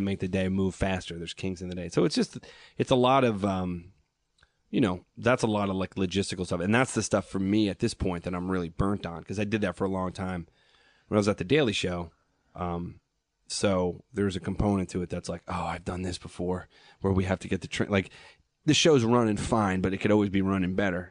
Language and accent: English; Long Island, New York, United States; I grew up on Long Island